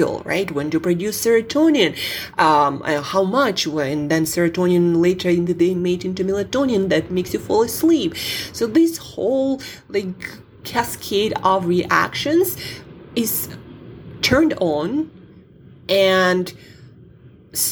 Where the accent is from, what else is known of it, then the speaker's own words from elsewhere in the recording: Siberia, Russia; I'm from Siberia